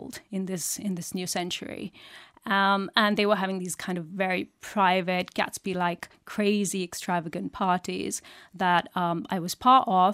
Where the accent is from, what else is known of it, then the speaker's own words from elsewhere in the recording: Uttar Pradesh, India; moved away as an adult; also born or lived in Delhi, India / Goa, India; I'm from North India. I was born in Uttar Pradesh, which is a state in North India